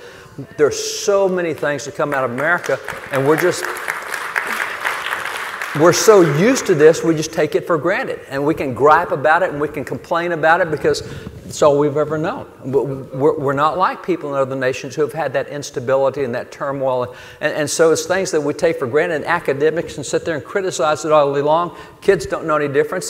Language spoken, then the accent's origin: English; Texas, United States; I'm a cowboy from Texas